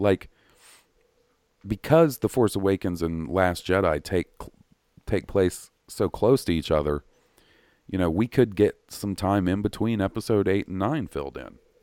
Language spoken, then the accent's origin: English; the South, United States; accent: Southern